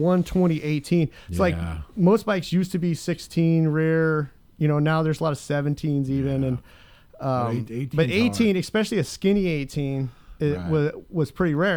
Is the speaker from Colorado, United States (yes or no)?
yes; Bayfield, Colorado, United States; when I was growing up, I grew up in this like butcher shop / grocery store in Bayfield